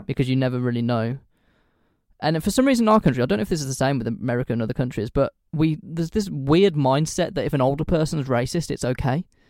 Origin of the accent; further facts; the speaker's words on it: United Kingdom; I say this as a British person